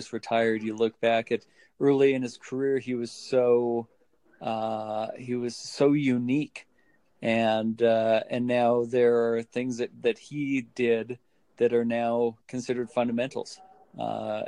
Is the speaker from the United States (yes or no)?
no; Calgary, Alberta, Canada; here in my hometown of Calgary, Alberta